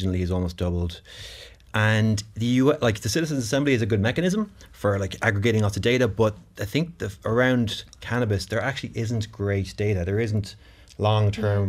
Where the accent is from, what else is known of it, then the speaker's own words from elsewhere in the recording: Ireland; as a European, as an Irish person